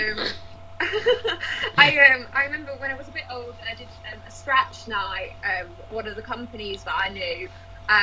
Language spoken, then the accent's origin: English; Lytham St Annes, North West England, United Kingdom; I'm from Living Saint Anne's.